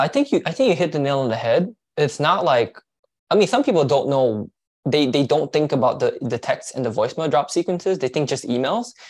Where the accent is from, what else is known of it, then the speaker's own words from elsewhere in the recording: Malaysia; now in United States; I'm from Malaysia, so I'm actually an immigrant.